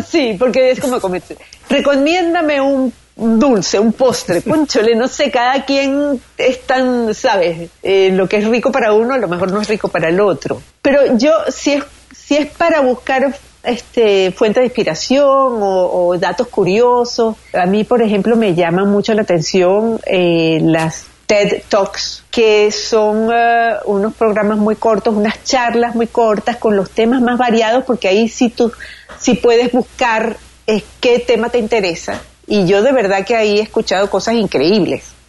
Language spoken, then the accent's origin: Spanish; Venezuela; moved away; Todo lo que está pasando en mi país, que ha sido muy duro